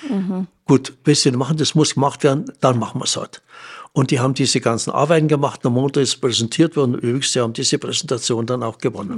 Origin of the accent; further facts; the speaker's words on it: Germany; bei uns in Deutschland